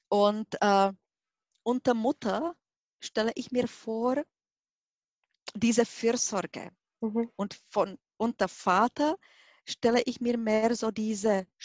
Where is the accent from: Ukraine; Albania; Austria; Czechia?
Czechia; German is a second language; now in Germany; Sie hören mit meinem Akzent, ich bin nicht Deutsche. Ich bin 1995 nach Deutschland gekommen und dort habe ich gelernt, Deutsch zu sprechen. Mhm. Und heutzutage, wenn ich Deutsch spreche, dann denke ich auch Deutsch. Ich bin Tschechin.